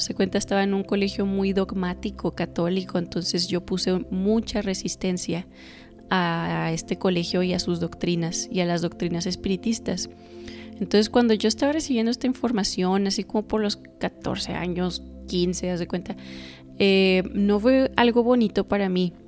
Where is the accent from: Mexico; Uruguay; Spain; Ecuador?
Mexico; Torreón, Coahuila; also born or lived in United States; yo soy de México, nací en Estados Unidos, pero soy, este, crecí en México. Soy mexicana, padres mexicanos. Vivo en el norte de México, en una ciudad que se llama Torreón.